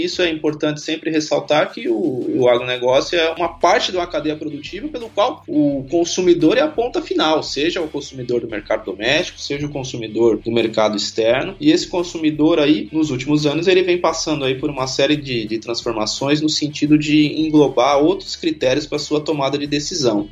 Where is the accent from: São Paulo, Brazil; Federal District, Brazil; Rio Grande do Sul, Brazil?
São Paulo, Brazil; sou de São Paulo, capital mesmo